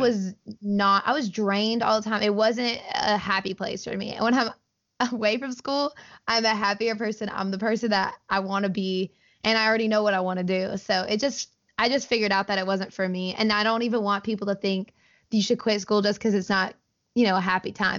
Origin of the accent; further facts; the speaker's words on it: Auburn, Alabama, United States; I grew up in Auburn. I've lived here my entire life